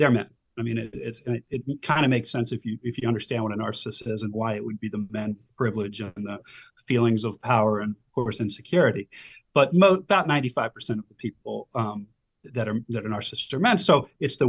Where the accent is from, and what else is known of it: Silver Spring, Maryland, United States; born or raised there; also born or lived in Howard County, Maryland